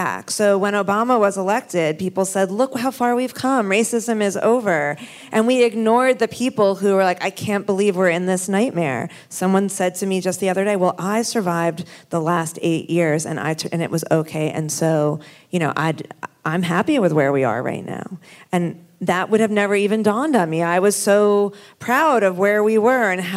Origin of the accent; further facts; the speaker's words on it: Long Island, New York, United States; now in Texas, United States; I grew up on Long Island